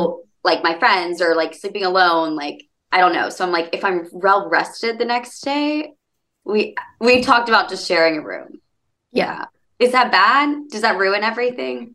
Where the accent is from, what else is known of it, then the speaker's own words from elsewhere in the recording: Birmingham, Alabama, United States; moved away; I'm from Birmingham